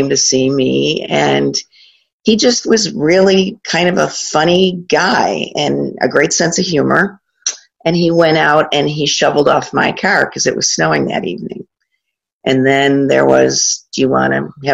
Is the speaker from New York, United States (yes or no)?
yes; Corning, New York, United States; also born or lived in Buffalo, New York; born in Buffalo, but raised down in the Southern Tier.